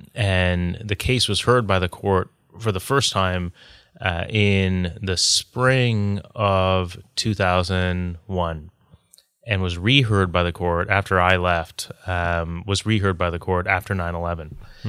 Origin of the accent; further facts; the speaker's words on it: Canada; moved away as an adult; now in New York, United States; I'm Canadian. I grew up in Canada.